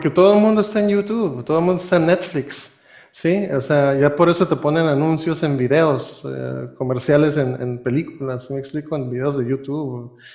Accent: Costa Rica; also born or lived in Nicaragua; now in Mexico; yo no soy realmente mexicano, yo nací en Centroamérica, yo soy costarricense

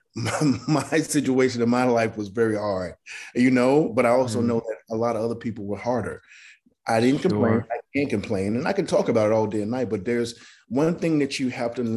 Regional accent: Mississippi, United States; moved away; I came from Mississippi, a place that's this big with no future plans whatsoever, but to go on the road. Grew up very poor

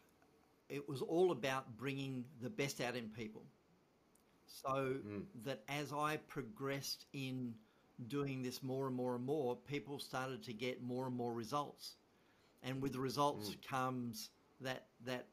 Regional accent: Tasmania, Australia; moved away as an adult; also born or lived in Sydney, Australia; now in Victoria, Australia; I am from Tasmania

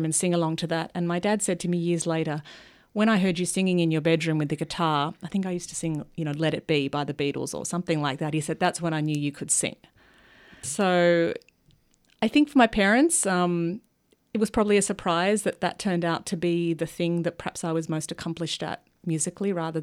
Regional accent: Melbourne, Victoria, Australia; moved away; also born or lived in Sydney; I grew up in Melbourne.

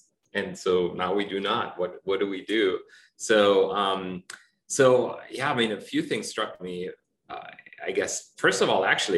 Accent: Germany; moved away; I'm from Germany originally.

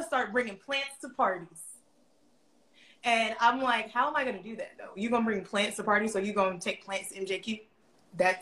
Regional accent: Atlanta, Georgia, United States; I'm from Atlanta. I've lived in Atlanta my entire life.

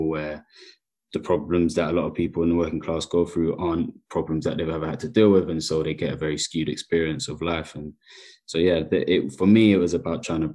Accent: London, United Kingdom; I grew up in predominantly council estates as a kid in South London

